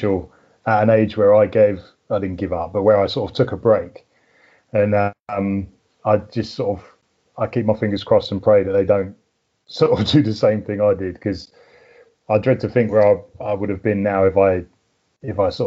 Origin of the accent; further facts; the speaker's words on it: Berkshire, South East England, United Kingdom; now in Hampshire, United Kingdom; I'm in Hampshire at the moment. I grew up in Berkshire, which is a bit further west.